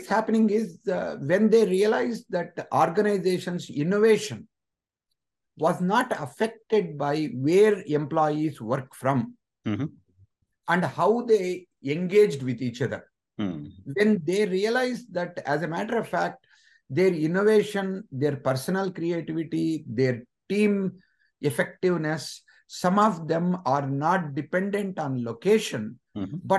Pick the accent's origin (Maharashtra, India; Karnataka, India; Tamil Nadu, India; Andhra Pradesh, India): Andhra Pradesh, India; Anantapur; moved away as an adult; also born or lived in Chennai, India; now in United States; I came from Andhra Pradesh, a place called Anantapur